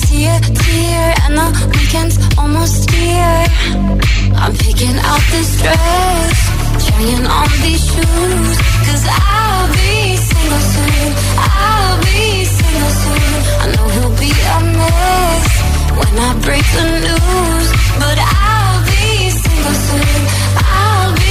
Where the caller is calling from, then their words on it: Madrid, Community of Madrid, Spain; de Madrid, de Madrid